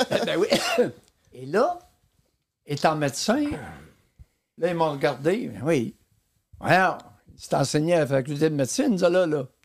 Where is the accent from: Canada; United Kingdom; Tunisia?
Canada; Quebec; born or raised there